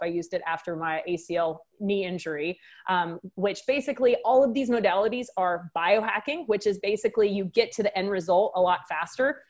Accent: Waco, Texas, United States; moved away as an adult; now in St. Charles, United States; I've got a little bit of an accent. I'm, I'm from Texas.

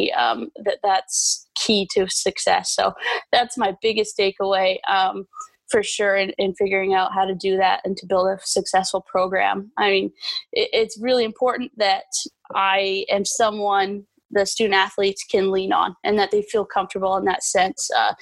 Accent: Vancouver, British Columbia, Canada; moved away as an adult; also born or lived in Maine; now in St. Louis, United States; I'm originally from Vancouver, Canada. I grew up there my entire life

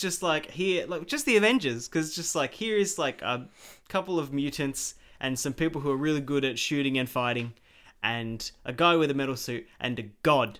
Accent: Australia; I am an Australian. I was born here.

